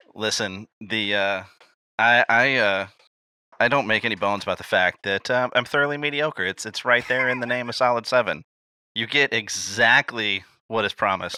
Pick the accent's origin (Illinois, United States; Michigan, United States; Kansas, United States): Illinois, United States; I was born in Illinois